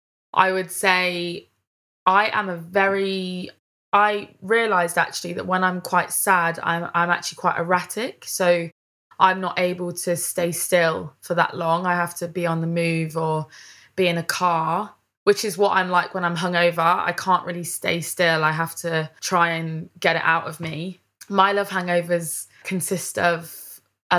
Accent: Leicester, East Midlands, United Kingdom; moved away as an adult; also born or lived in Charnwood, Leicestershire; now in London, United Kingdom; because I'm from Leicester, I say things in a different way. And the way that me and my mates talk to each other, like we all speak a little bit differently to how people talk down here in London

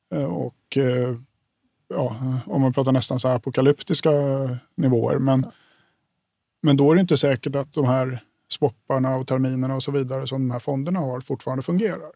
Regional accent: Stockholm, Stockholm County, Sweden; jag kommer från Stockholm som har en helt skadad bostadsmarknad

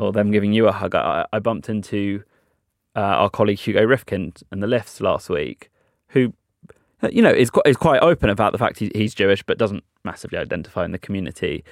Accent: United Kingdom; British Jews

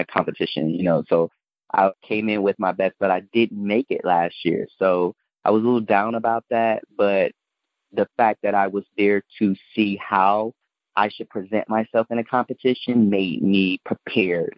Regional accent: Chicago, Illinois, United States; also born or lived in Mississippi / New Orleans; growing up in Chicago, especially in inner city

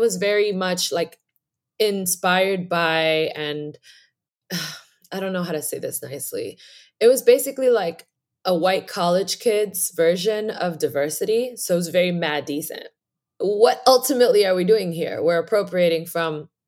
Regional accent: New York City, New York, United States; I am from New York City. Born in Harlem

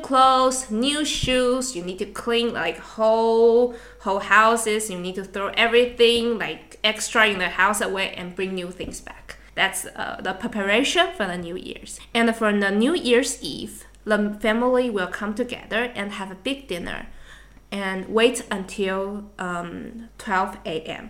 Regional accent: Taiwan; moved away; from Taiwan

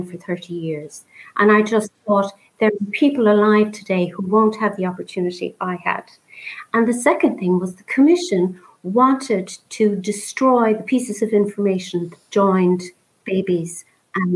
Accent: Ireland; I was born in St. Patrick's mother and baby home

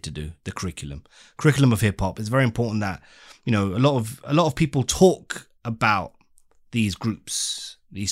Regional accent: London, United Kingdom; we're from the UK, London

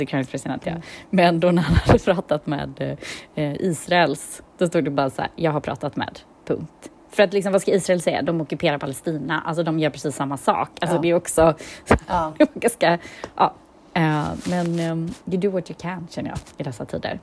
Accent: Gothenburg, Västra Götaland, Sweden; vi är från Göteborg båda två

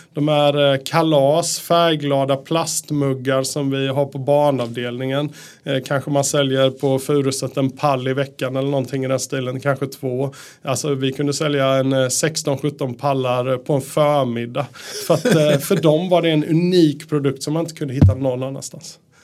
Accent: Sweden; moved away as an adult; also born or lived in Japan / Austria / Netherlands; now in Norway; jag är ju svensk

